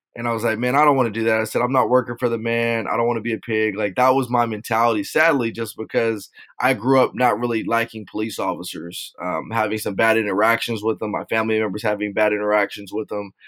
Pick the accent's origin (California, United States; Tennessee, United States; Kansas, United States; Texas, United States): California, United States; Rialto; also born or lived in Las Vegas, Nevada; I'm from Southern California, grew up in a city named Rialto.